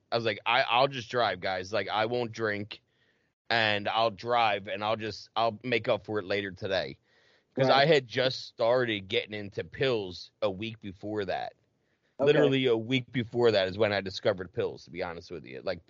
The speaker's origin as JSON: {"language": "English", "town": "Audubon Park", "region": "New Jersey", "country": "United States", "tie": "born or raised there", "also_born_or_lived": "Mount Ephraim, New Jersey", "said": "I grew up in Audubon Park, which I could see the entrance for the Walt Whitman"}